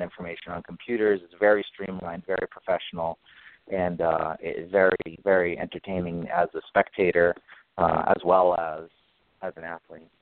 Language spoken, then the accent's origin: English; Nashua, New Hampshire, United States; I grew up in Nashua, New Hampshire, which is right on the Mass border, southern New Hampshire